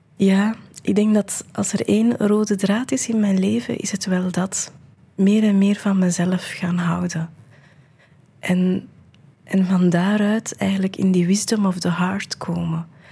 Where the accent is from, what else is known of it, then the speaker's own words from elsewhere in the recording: India; moved away; ik ben geboren in India